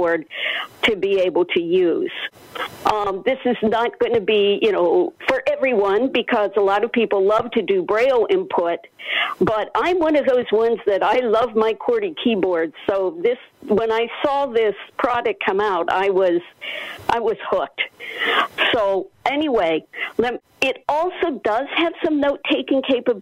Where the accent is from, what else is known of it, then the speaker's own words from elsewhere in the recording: Pennsylvania, United States; now in Alexandria, United States; from Alexandria, Virginia, originally from Pennsylvania